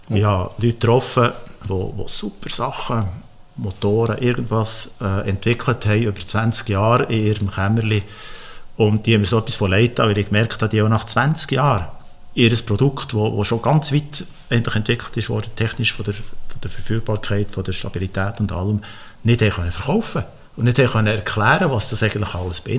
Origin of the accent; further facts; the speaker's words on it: Switzerland; ich bin in der Schweiz aufgewachsen.